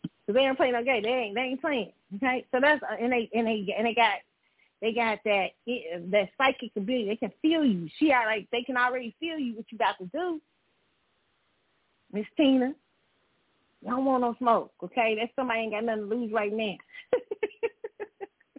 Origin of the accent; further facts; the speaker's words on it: Kansas City, Missouri, United States; Kansas City, my hometown